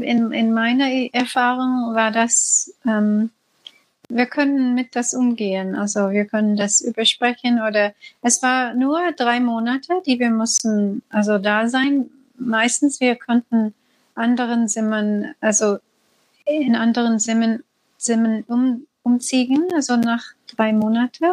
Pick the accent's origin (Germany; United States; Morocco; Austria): United States; German is a second language; now in Sri Lanka; Komm, komme aus dem, komme aus den U S